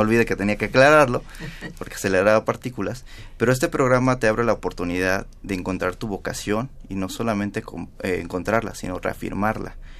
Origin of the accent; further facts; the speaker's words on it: San Miguel Totolapan, Guerrero, Mexico; now in Mexico City, Mexico; desde mi estado, desde mi pueblo natal, San Miguel Totolapan